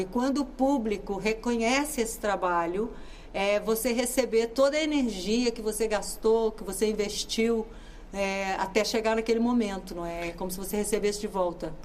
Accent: Minas Gerais, Brazil; moved away as an adult; now in Portugal; Eu sou de Minas Gerais, mas eu vivo aqui há mais de 30 anos.

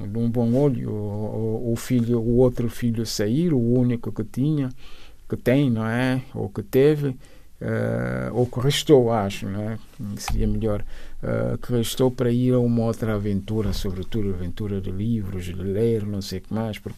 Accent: Bissau, Guinea-Bissau; also born or lived in São Domingos, Guinea-Bissau / Cacheu, Guinea-Bissau; Bissau, onde, onde cresci, a, a minha, o resto da minha infância eram umas idas e vindas entre Cacheu, a Terra da Mai e, e, e Bissau. Fiz a, mi, a, a, a minha juventude e uh, em Bissau, o resto dos estudos foram ali em Bissau.

